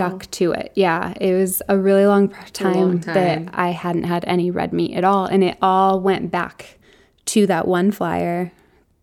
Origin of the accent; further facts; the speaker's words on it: Arizona, United States; growing up in Arizona, both my parents worked full time